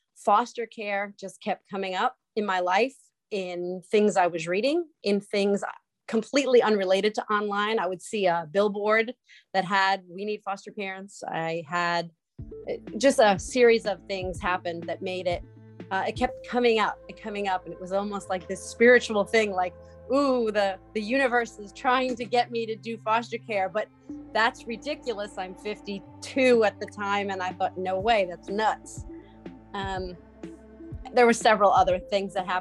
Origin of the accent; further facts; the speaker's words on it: Long Island, New York, United States; moved away as an adult; also born or lived in North Carolina; now in Winston-Salem, United States; I'm originally from Long Island, New York, and I got divorced when my children were very young, my four adult children, and got a teaching job in North Carolina and moved